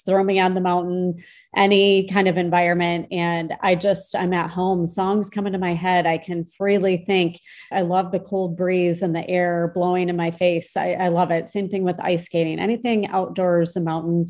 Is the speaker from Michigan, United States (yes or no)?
yes; Michigan, United States; I grew up in Michigan